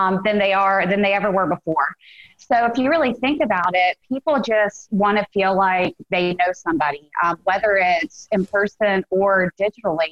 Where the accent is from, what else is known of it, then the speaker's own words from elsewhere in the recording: Greenville, South Carolina, United States; I'm from Greenville, South Carolina in the States.